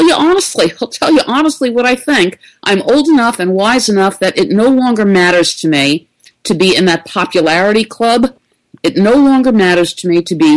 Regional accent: New York City, New York, United States; I am a native New Yorker. I was born and raised in the Bronx

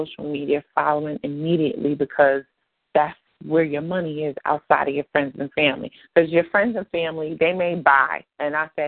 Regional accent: Ocean County, New Jersey, United States; We're both from Ocean County

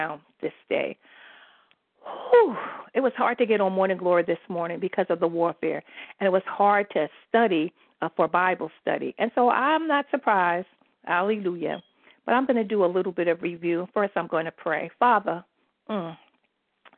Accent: New York City, New York, United States; moved away as an adult; also born or lived in New Jersey; I'm from New York City

